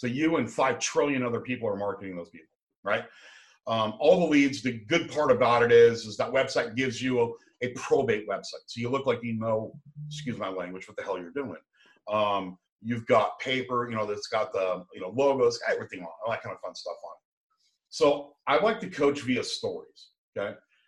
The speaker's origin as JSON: {"language": "English", "town": "San Diego", "region": "California", "country": "United States", "said": "I come from San Diego. We got a big retirement area up there too."}